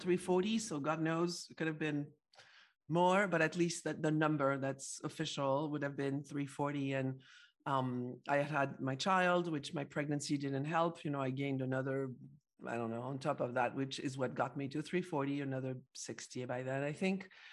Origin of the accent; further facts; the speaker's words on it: Paris, Île-de-France, France; I'm from Paris, France